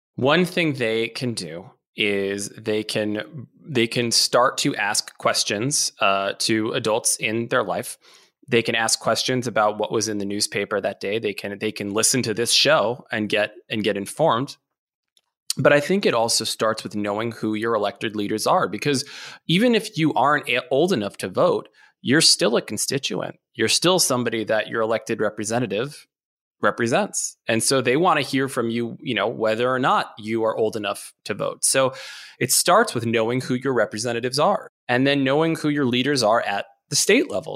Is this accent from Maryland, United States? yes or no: yes; Maryland, United States; I'm from Maryland